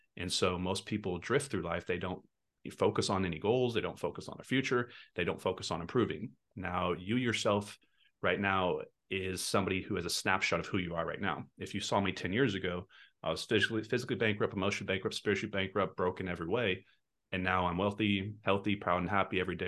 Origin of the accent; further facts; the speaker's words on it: Texas, United States; I'm from Texas